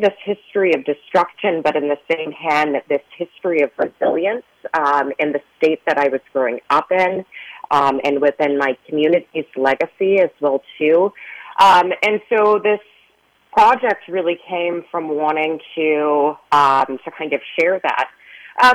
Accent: Edmond, Oklahoma, United States; So I grew up in Oklahoma

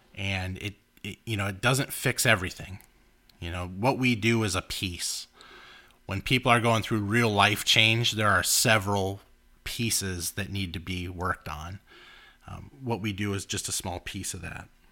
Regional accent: Los Angeles, California, United States; we grew up in Los Angeles

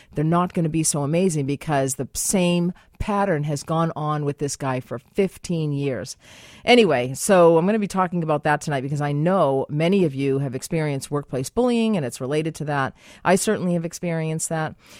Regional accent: United States; now in Canada; I'm American

